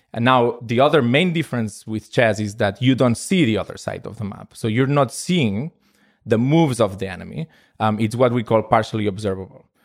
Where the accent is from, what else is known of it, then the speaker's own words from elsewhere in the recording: Spain; I am from Spain